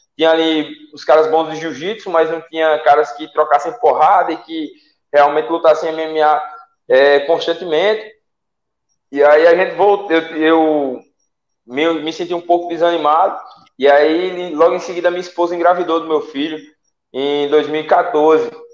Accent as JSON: {"language": "Portuguese", "town": "Salgueiro", "region": "Pernambuco", "country": "Brazil", "tie": "born or raised there", "moved": "as an adult", "lives_now": "Natal, Brazil", "said": "eu sou do interior de Pernambuco, cidade de Salgueiro"}